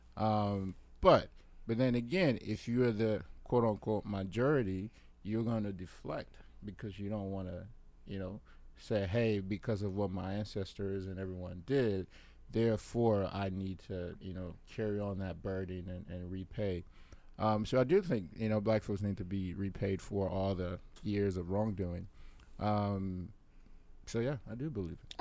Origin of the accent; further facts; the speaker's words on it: Liberia; moved away; my home country, birth country, Liberia